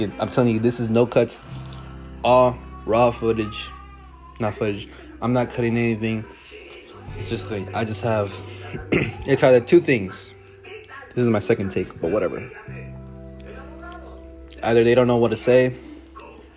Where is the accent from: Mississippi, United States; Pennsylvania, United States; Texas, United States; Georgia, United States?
Texas, United States; Dallas; born and raised in Dallas, Texas